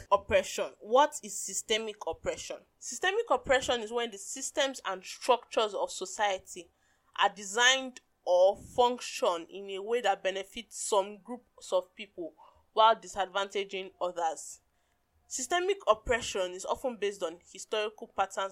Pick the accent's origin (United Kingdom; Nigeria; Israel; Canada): Nigeria; as a Nigerian woman